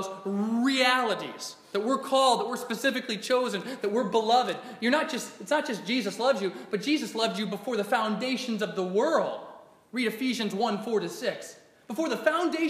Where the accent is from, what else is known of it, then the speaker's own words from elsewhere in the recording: Alaska, United States; my small Christian school growing up in Alaska